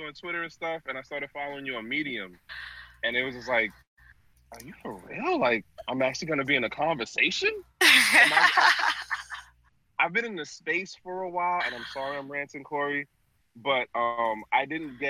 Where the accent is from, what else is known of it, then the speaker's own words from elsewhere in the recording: New York City, New York, United States; now in Baltimore, United States; originally I'm out of Brooklyn, New York